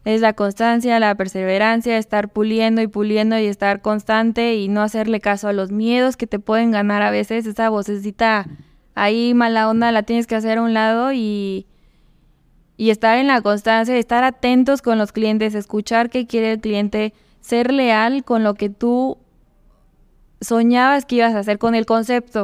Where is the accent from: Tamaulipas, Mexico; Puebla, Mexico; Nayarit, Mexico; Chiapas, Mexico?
Puebla, Mexico; Tehuacán; moved away as an adult; now in León, Mexico; Yo nací en Tehuacán, Puebla. Es una ciudad pequeña que está cerca de, de Puebla